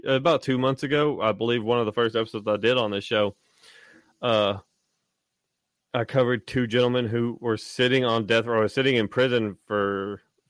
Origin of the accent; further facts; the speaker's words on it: United States; I am declared an American is because I was born in the United States and I reside in the United States